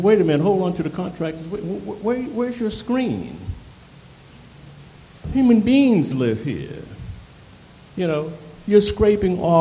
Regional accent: Annapolis, Maryland, United States; now in Baltimore, United States; I come from Annapolis, like that brother come from D.C., and I settled here in Baltimore

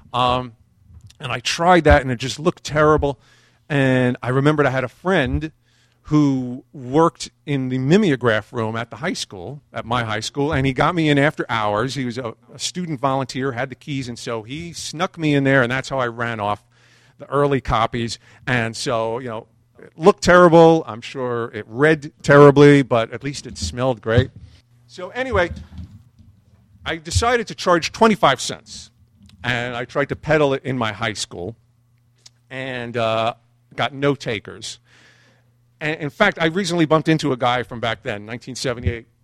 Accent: New York City, New York, United States; growing up in Brooklyn

